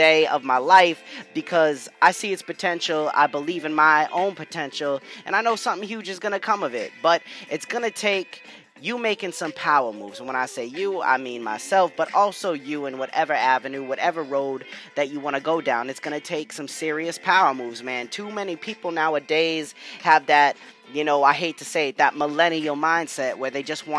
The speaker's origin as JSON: {"language": "English", "region": "New England", "country": "United States", "said": "I'm from New England"}